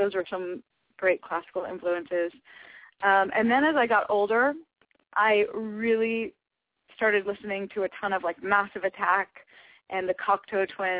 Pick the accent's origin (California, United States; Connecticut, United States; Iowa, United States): Connecticut, United States; I grew up in Connecticut, and I studied with some just really special, amazing teachers in Connecticut.